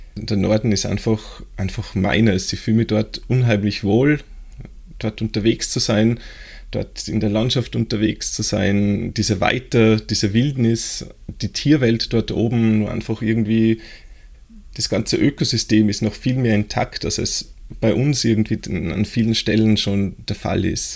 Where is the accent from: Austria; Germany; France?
Austria; bei uns, äh, in Österreich